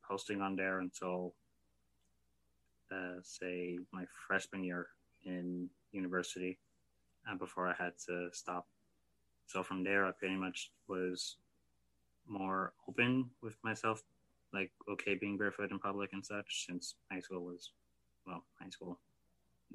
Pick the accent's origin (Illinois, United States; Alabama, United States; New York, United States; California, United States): New York, United States; New York City; now in Miami Gardens, United States; I'm originally from Brooklyn, New York, but reside in Miami Gardens, Florida